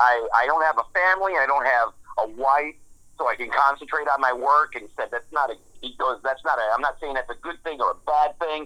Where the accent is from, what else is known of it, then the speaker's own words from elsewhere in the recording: Woodhaven, Michigan, United States; moved away as an adult; also born or lived in Dearborn, Michigan; now in Houston, United States; I was born in Dearborn, grew up in Woodhaven, Michigan